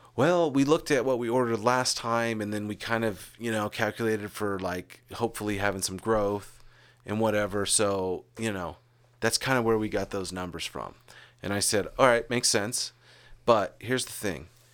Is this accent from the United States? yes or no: yes; Arizona, United States; moved away; also born or lived in California; we grew up together. And then there were years and years when we moved away from Arizona, went to California